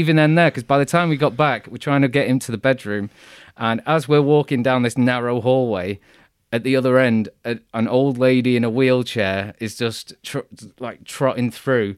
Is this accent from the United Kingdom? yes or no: yes; United Kingdom; being British